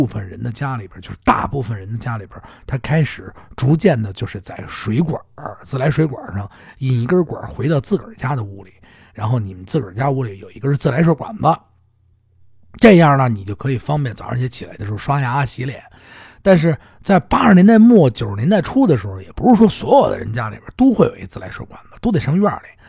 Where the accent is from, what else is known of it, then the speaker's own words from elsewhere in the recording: Beijing, China; 我我我我小的时候，我在胡同里面住的时候，